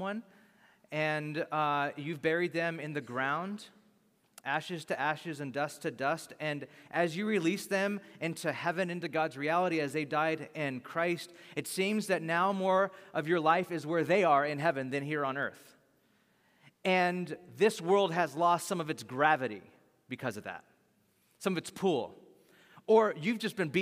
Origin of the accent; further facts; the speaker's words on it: Bakersfield, California, United States; I'm from Bakersfield